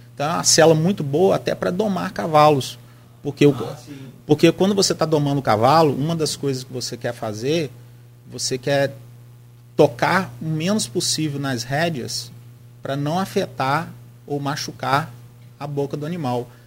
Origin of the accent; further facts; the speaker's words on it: Campos dos Goytacazes, Rio de Janeiro, Brazil; Eu sou é, natural ali da Lapa